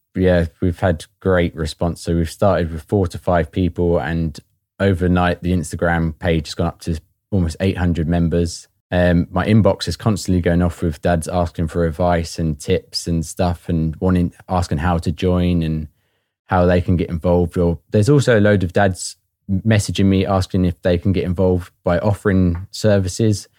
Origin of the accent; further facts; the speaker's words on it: Watford, East of England, United Kingdom; moved away as an adult; now in Northern Ireland, United Kingdom; I'm originally from Watford and moved over to Northern Ireland around four and a half years ago.